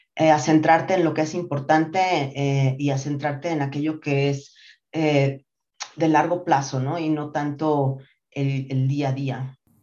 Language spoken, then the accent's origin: Spanish; Mexico City, Mexico; also born or lived in Monterrey, Nuevo León; yo nací en Monterrey, Nuevo León, ya no tengo para nada el acento porque me vine muy chiquita a la Ciudad de México